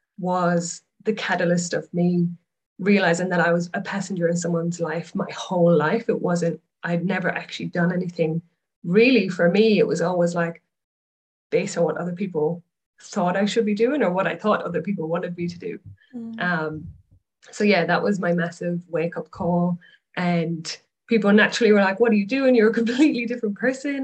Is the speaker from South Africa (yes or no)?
no; Ireland; moved away as an adult; now in Australia; But originally I'm from Ireland, moved to Australia